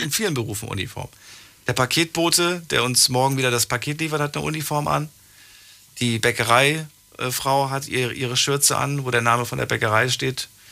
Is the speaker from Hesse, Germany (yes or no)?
yes; Frankfurt, Hesse, Germany; Ich bin in Frankfurt groß geworden